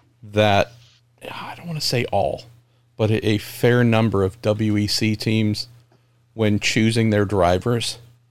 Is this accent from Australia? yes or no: no; United States; I'm American.